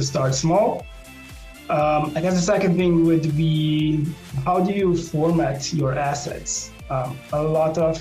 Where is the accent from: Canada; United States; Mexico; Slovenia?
Slovenia; I'm from Europe, so in small town and small country from Slovenia.